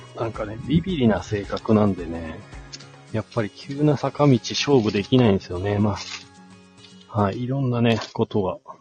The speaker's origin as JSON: {"language": "Japanese", "region": "Shizuoka", "country": "Japan", "tie": "born or raised there", "moved": "as an adult", "lives_now": "Hakuba, Japan", "said": "もともとは静岡県出身なんですけれども、スノーボードがね、きっかけで、こちらの方に引っ越して今15年くらいかな"}